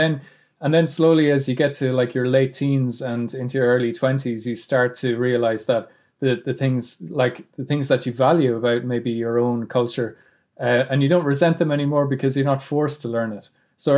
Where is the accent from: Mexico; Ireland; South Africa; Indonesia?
Ireland